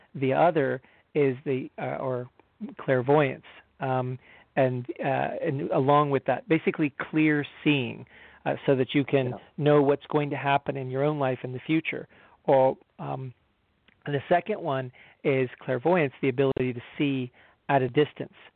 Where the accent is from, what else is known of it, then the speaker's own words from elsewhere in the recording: United States; I'm an American